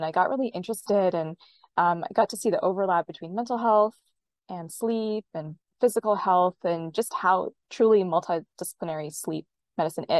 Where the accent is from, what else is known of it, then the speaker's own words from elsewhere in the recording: Western Canada, Canada; also born or lived in Bay Area, California; now in California, United States; I'm based in California in the Bay Area, but I grew up in Western Canada